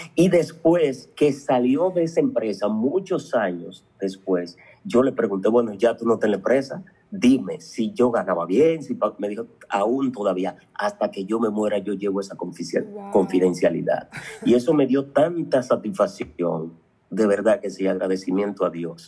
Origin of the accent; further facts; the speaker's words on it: Dominican Republic; Yo nací en un campo llamado Jamey, muy pobre, muy pobrecito